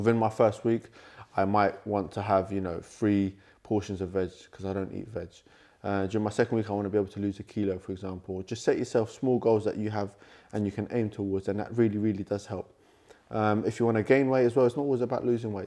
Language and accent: English; London, United Kingdom; born and raised in London. Um, I'm a London boy